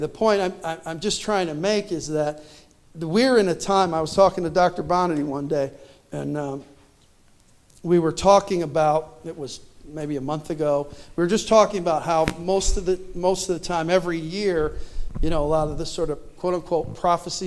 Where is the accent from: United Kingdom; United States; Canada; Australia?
Canada; I was born in Canada